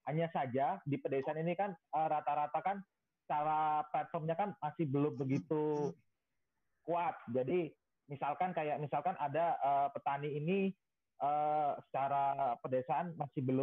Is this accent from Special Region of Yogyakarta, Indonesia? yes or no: yes; Special Region of Yogyakarta, Indonesia; kebetulan kalau saya dari Jogja banyaknya candi ya